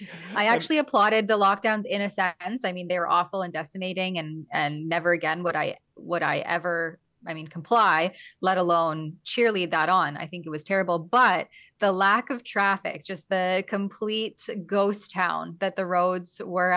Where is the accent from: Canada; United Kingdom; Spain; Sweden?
Canada; As a Canadian, I crossed back into Canada.